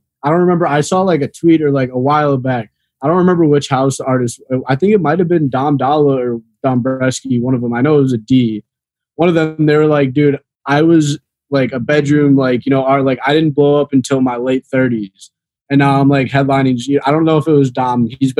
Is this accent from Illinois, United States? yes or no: yes; Chicago, Illinois, United States; Because I came down here from Chicago like 4 years ago. 2018, I moved down here.